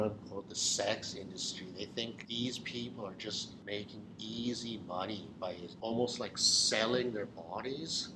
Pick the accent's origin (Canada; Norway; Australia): Canada; British Columbia; also born or lived in Burlington, Ontario; Lived in BC for pretty much most of my life